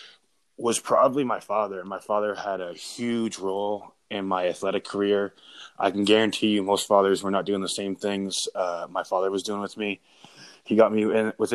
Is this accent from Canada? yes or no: yes; Brockville, Ontario, Canada; I'm from Brockville